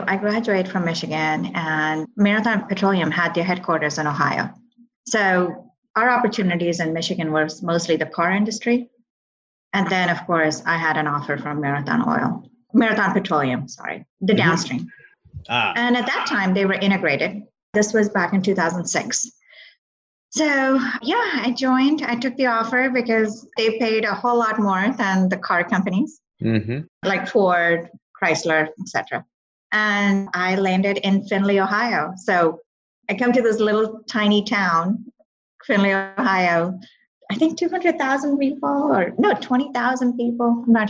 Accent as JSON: {"language": "English", "region": "Dubai", "country": "United Arab Emirates", "tie": "born there", "also_born_or_lived": "Saudi Arabia / Calgary, Canada", "said": "My family had moved from India. And I was born in Dubai, actually. I was born in Dubai."}